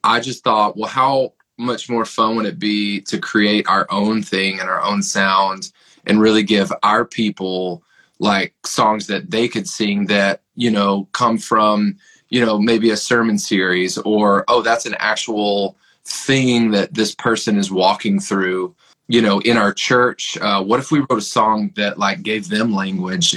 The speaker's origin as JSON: {"language": "English", "region": "Tennessee", "country": "United States", "tie": "born or raised there", "said": "So I grew up in Tennessee. My wife and I are both from a town about an hour outside of Nashville."}